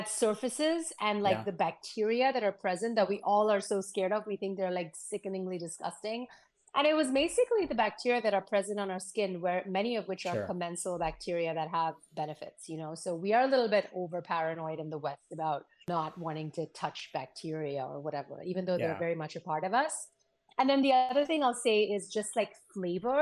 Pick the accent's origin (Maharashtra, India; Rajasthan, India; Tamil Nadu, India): Maharashtra, India; Pune; now in United States; My family is Sindhi, but we grew up, you know, in Pune. So like I speak Marathi, I love Maharashtrian food.